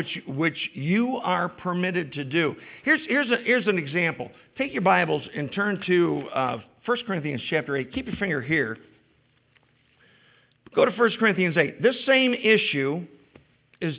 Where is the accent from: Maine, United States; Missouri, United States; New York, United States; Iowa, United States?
New York, United States; as particularly as New Yorkers